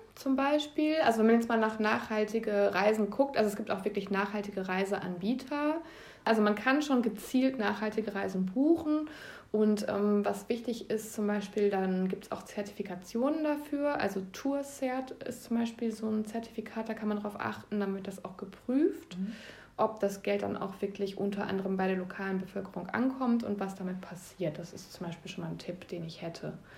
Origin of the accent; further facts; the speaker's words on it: Ostwestfalen-Lippe, North Rhine-Westphalia, Germany; hier in meiner Heimatregion